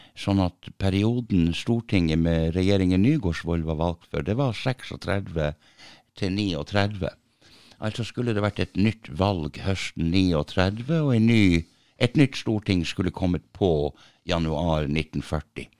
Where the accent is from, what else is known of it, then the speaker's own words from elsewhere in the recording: Tromsø, Troms, Norway; Jeg er født i Tromsø.